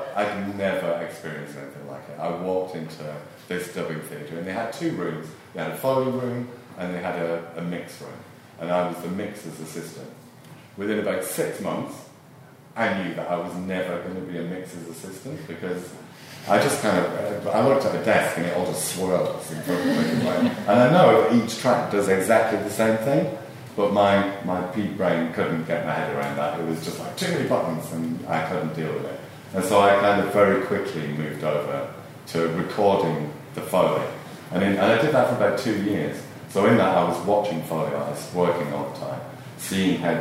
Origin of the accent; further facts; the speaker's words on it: Rochdale, North West England, United Kingdom; moved away as an adult; now in London, United Kingdom; I come from Rochdale, which is a small mill town in the northwest of England. I moved to London kind of accidentally, really.